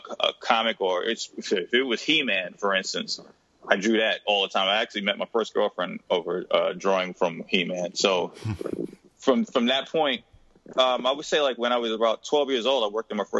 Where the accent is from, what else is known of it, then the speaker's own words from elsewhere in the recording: New York City, New York, United States; I'm from Jamaica, Queens, New York, originally